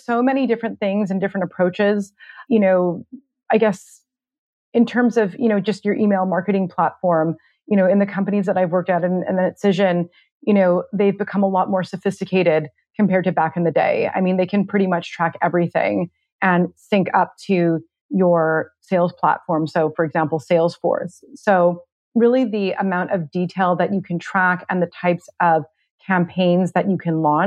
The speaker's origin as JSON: {"language": "English", "town": "Vancouver", "region": "British Columbia", "country": "Canada", "tie": "born or raised there", "moved": "as an adult", "lives_now": "Toronto, Canada", "said": "I grew up in Vancouver, and then I moved to Toronto about 14 years ago."}